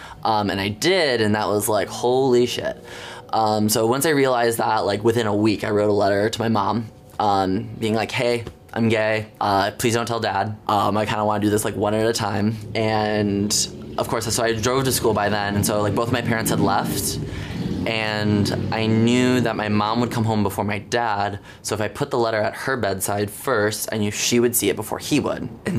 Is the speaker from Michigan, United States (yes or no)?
yes; Jackson, Michigan, United States; I am 24 years old. I graduated high school in the spring of 2013. I am from Jackson, Michigan, about 70 miles west of Detroit.